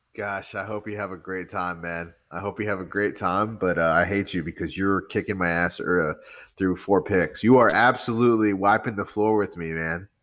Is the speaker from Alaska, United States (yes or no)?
no; Rio Grande Valley, Texas, United States; I'm from the Rio Grande Valley.